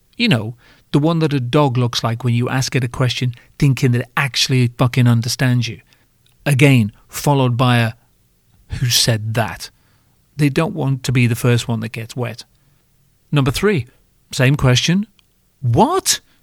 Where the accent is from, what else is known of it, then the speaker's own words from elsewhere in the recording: United Kingdom; I'm British